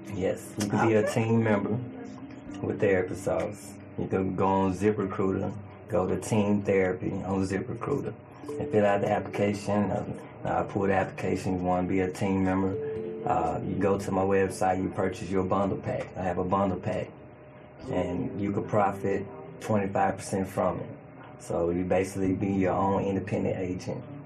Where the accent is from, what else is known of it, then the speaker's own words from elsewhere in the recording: Chicago, Illinois, United States; also born or lived in Mississippi; now in Memphis, United States; I am from Chicago, Illinois. Born and raised. Chicago, Illinois. Chi Town, Windy City